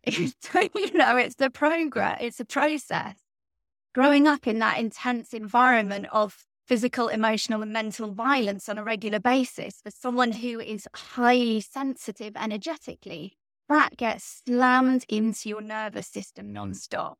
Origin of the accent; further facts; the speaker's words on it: Stratford-upon-Avon, West Midlands, United Kingdom; moved away; I am English, from right in the middle of England, a little town called Stratford-upon-Avon